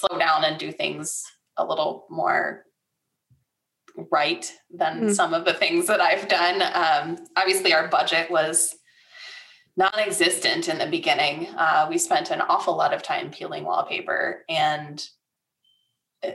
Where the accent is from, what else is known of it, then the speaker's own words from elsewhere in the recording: Michigan, United States; moved away as an adult; now in Tulsa, United States; I come from Michigan